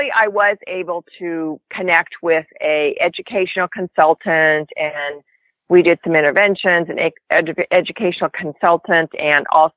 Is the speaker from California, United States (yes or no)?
yes; Northern California, United States; I am from Northern California. Been a California girl most of my life, since actually a very young age